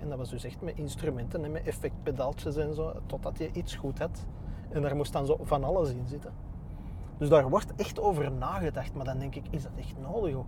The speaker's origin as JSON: {"language": "Dutch", "town": "Antwerp", "region": "Flanders", "country": "Belgium", "tie": "born or raised there", "also_born_or_lived": "Borgerhout / Turnhout (mother)", "said": "ik, ben getogen in Berchem. Ah, Geboren in Borgerhout"}